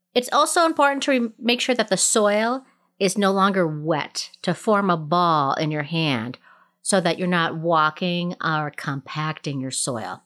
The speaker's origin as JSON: {"language": "English", "region": "Minnesota", "country": "United States", "tie": "born or raised there", "moved": "yes", "lives_now": "Colorado, United States", "said": "Minnesota Day, which is the you know my home state"}